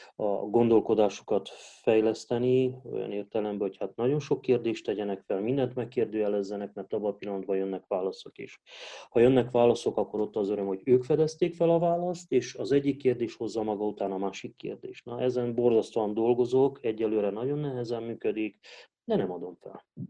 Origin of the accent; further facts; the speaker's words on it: Hunedoara, Hunedoara County, Romania; majdnem 95%-ában román közösségben nőttem fel Vajdahunyadon.